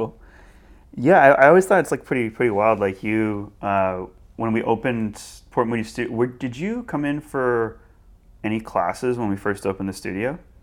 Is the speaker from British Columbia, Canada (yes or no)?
yes; Burnaby, British Columbia, Canada; when I started parkour, I was, like, seventeen, and it was in, in Burnaby